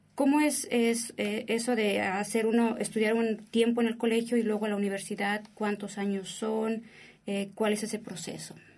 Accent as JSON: {"language": "Spanish", "country": "Mexico", "moved": "as an adult", "lives_now": "United States", "said": "en México, por lo regular, asociamos la palabra colegio como una escuela particular"}